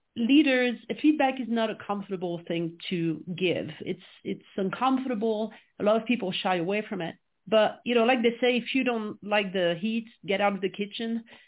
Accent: France; English is a second language; moved away as an adult; now in United States; I was born and raised in France, which I'm sure you can quickly pick up uh, with my accent

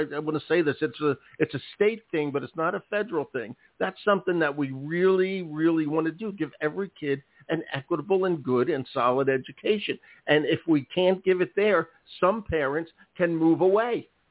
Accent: Philadelphia, Pennsylvania, United States; also born or lived in rural Maine; now in Maine, United States; my hometown Philadelphia

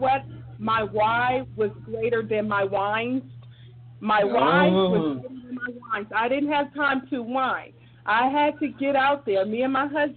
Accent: Dayton, Ohio, United States; moved away as an adult; now in Columbus, United States; I am originally from Dayton, Ohio. I moved to Columbus, Ohio back in 98 to attend the Ohio

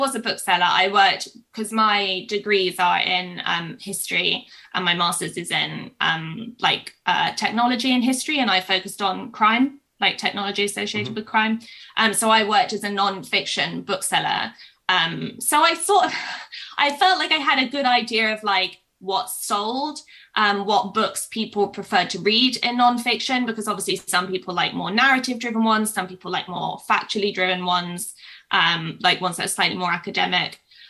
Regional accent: Kansas, United States; I grew up in Kansas and we had a teacher whose surname was Bender.

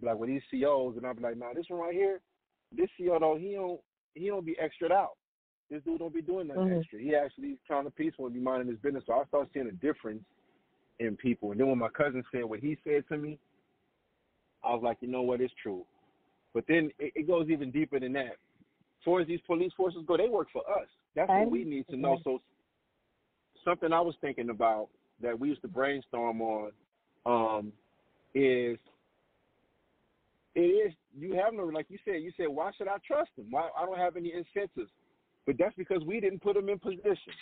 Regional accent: New Orleans, Louisiana, United States; I grew up in New Orleans.

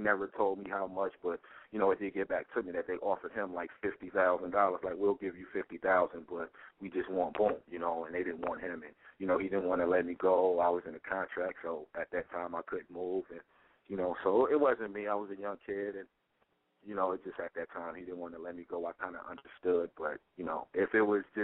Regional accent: Detroit, Michigan, United States; I'm from Detroit

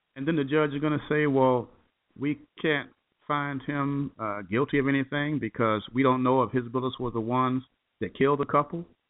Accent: Chicago, Illinois, United States; moved away; back home to Chicago, my hometown

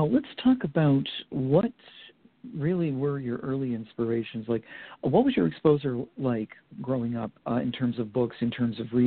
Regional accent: Vermont, United States; Well, I grew up in Vermont, so I had um, a lot to uh, to look at in just in a very small state comparatively.

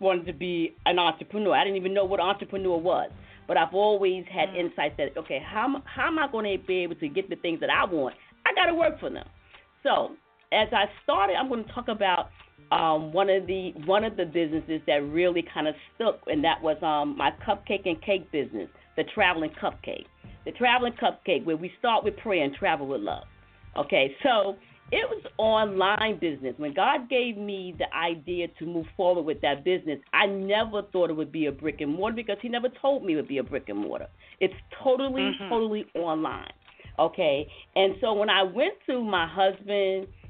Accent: the South, United States; I come from the South. I come from a family full of bakers

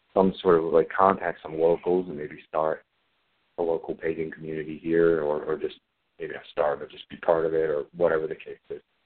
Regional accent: Maryland, United States; moved away; I have not been in my hometown for about 15 years

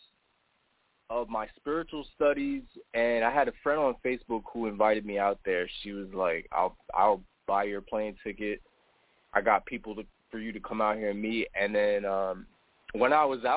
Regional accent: New York, United States; also born or lived in New Jersey; now in Florida, United States; I was born in New Jersey, and I grew up in New York.

